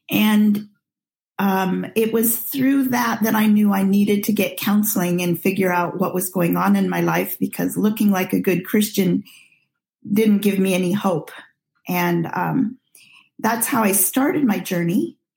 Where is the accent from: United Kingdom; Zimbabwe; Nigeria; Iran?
Nigeria; Well, I'm a missionary child and was born and raised in Nigeria, and at age five was sent to a boarding school